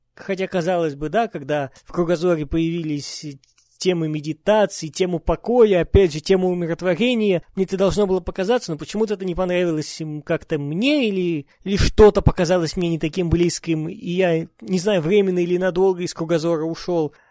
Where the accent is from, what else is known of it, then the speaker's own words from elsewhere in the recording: Urals, Russia; я родом с Урала